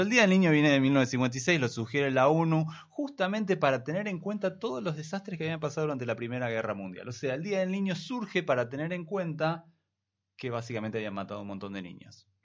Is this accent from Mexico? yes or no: no; Argentina; de la cual nosotros tenemos que sentirnos bastante mal, digo como argentinos.